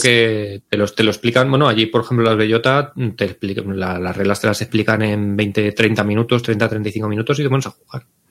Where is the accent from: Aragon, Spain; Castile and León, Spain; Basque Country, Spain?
Castile and León, Spain; Medinaceli; Medinaceli, que es mi pueblo